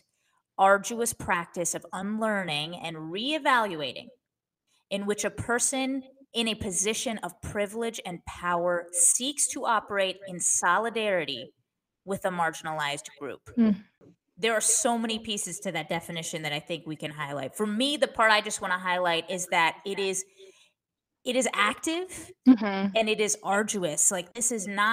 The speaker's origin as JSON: {"language": "English", "region": "the South", "country": "United States", "tie": "born or raised there", "also_born_or_lived": "the Northeast", "moved": "yes", "said": "I grew up in the South"}